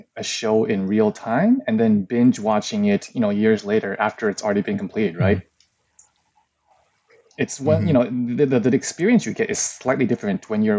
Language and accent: English; Ann Arbor, Michigan, United States; first language Mandarin Chinese; moved away as an adult; now in Taiwan; I grew up in America, you know, mostly Ann Arbor, Michigan, but I moved to Taiwan, where I am now, later on in life.